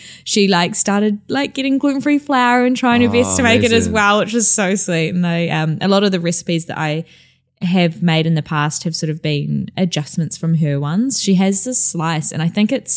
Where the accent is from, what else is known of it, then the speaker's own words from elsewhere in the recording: Christchurch, Canterbury, New Zealand; now in London, United Kingdom; I come from Christchurch, which is in the middle of the South Island.